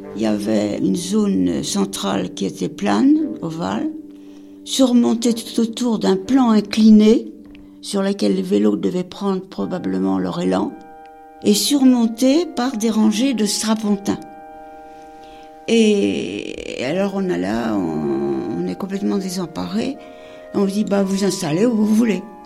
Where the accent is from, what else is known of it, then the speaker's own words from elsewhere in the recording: Paris, Île-de-France, France; On traverse Paris, on connaît Paris, on est parisienne